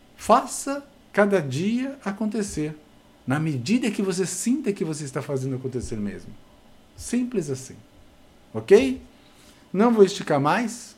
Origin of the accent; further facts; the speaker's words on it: Brazil; somos brasileiros